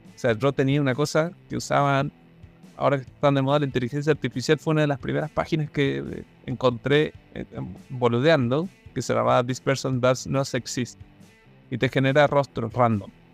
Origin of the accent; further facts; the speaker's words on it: Malargüe, Mendoza, Argentina; moved away as an adult; now in Chile; Nací en Malar, entonces era un lugar que a los 18 años te tenés que mover